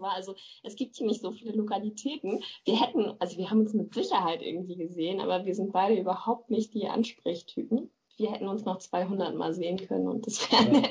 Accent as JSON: {"language": "German", "town": "Neumünster", "region": "Schleswig-Holstein", "country": "Germany", "moved": "yes", "lives_now": "Lübeck, Germany", "said": "Ich komme aus Neumünster"}